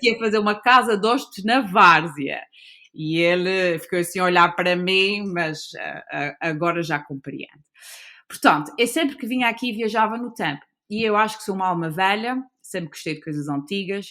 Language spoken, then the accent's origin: Portuguese; São Miguel, Azores, Portugal; also born or lived in United States / Lisbon; foi aqui que eu cresci, uh, na ilha de São Miguel, e vivi toda a minha vida, exceto onde quando fui estudar e trabalhar alguns anos para Lisboa